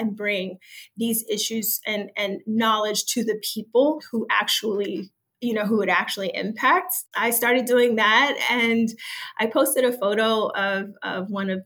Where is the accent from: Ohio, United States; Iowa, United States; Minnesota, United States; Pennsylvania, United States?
Ohio, United States; Dayton; moved away; my hometown of Dayton, Ohio, on the west side